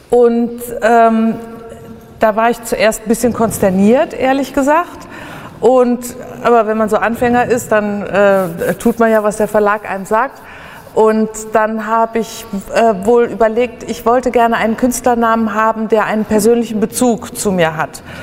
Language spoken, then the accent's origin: German; Mönchengladbach, North Rhine-Westphalia, Germany; born there; Mein Geburtsort ist Wickrath. Also das, ist, das genau genommen steht da Wickrath, jetzt Mönchengladbach.